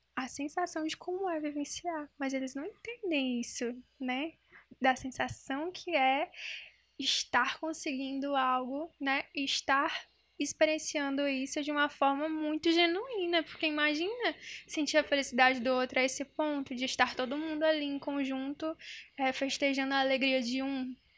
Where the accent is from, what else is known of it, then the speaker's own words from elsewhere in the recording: União, Brazil; eu sou do interior, né? Sou de União, pra quem não sabe.